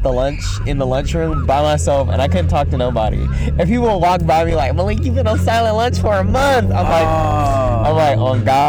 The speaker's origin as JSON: {"language": "English", "region": "North Carolina", "country": "United States", "said": "I'm from North Carolina"}